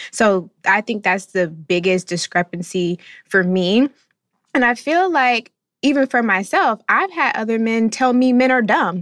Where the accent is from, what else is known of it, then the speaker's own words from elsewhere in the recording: North Florida, United States; I'm coming from the South, the deep South, not really just North Florida